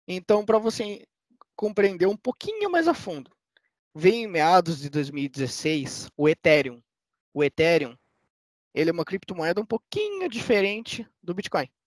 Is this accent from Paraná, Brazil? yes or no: yes; Curitiba, Paraná, Brazil; Eu que sou de Curitiba